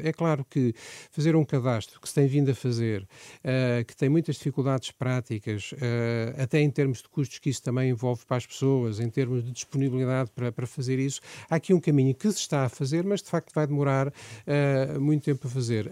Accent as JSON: {"language": "Portuguese", "town": "Aveiro", "region": "Aveiro District", "country": "Portugal", "said": "eu sou de Aveiro, de uma zona rural do Conselho de Aveiro, sou filho de agricultores"}